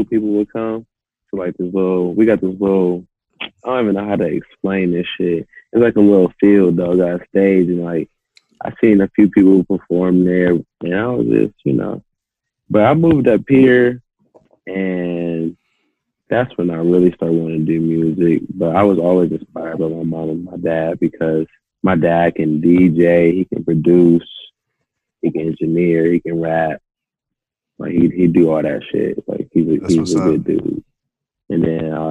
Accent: Akron, Ohio, United States; now in Columbus, United States; I was born in Akron. I stayed there till I was 10. I moved to Columbus, and I've been here ever since

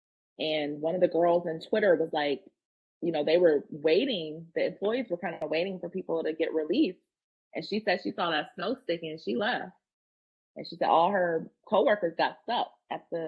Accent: Maryland, United States; I grew up in Maryland

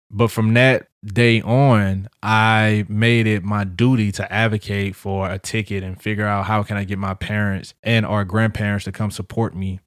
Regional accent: St. Louis, Missouri, United States; now in St. Cloud, United States; I'm from Saint Louis and I'm proud

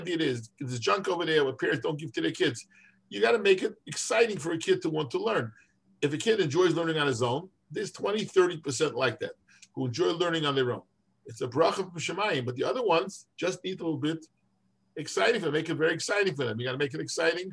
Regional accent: New York City, New York, United States; I grew up in Williamsburg

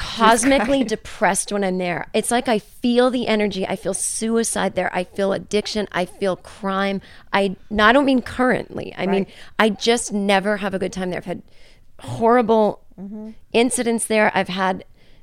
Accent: Massachusetts, United States; moved away; It's where I'm from.

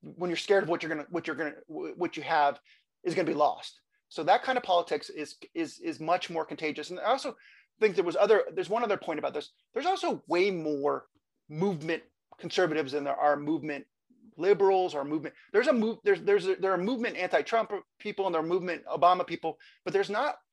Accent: California, United States; I I grew up in California

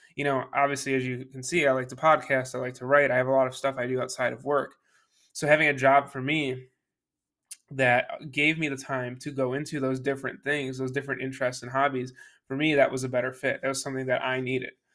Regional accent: Buffalo, New York, United States; moved away; I came from Buffalo, New York, that's where I was born and raised

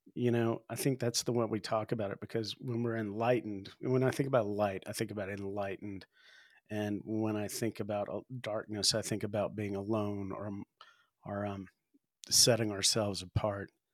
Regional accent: the South, United States; now in Spearfish, United States; I grew up in the South

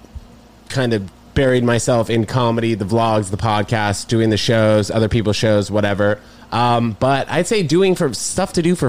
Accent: New York, United States; growing up in New York, even at a young age, we were all going to clubs and bars

